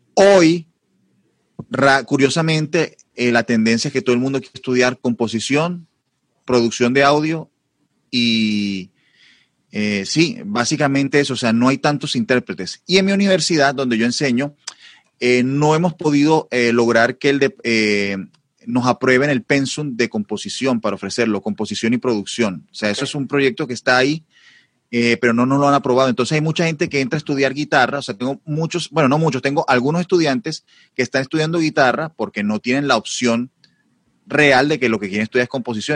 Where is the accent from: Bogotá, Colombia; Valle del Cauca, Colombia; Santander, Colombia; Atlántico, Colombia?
Atlántico, Colombia; Barranquilla; also born or lived in Madrid, Spain; soy barranquillero, una ciudad de las más importantes de Colombia